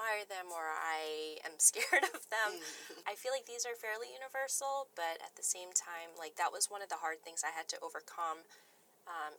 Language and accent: English; United States; growing up as the only Asian American in a small U.S. town